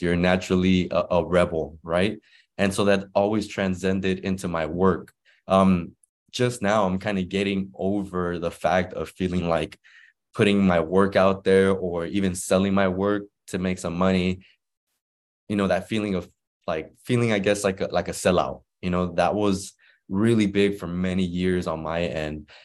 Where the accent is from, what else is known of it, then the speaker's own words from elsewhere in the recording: Inglewood, California, United States; also born or lived in Guadalajara, Mexico; I was born in Guadalajara, Mexico, uh, and then my parents migrated to Inglewood, uh, when I was about one